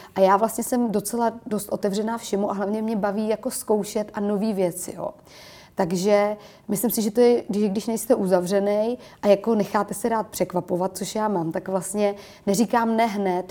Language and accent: Czech; Prague, Czechia; já jsem do té doby v podstatě jezdila u nás v Čakovicích na kole a měla jsem takový hodně dětský dětství